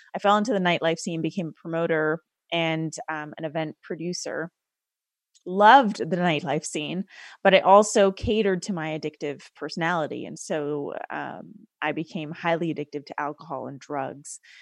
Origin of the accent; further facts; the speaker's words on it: Canada; I was raised as a first generation Sikh Indian woman in Canada